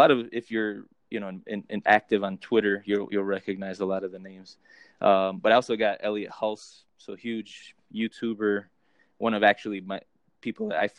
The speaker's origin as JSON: {"language": "English", "region": "New Jersey", "country": "United States", "said": "look like my father, who was German, but I'm half Colombian. So I'm from the East Coast and from New Jersey."}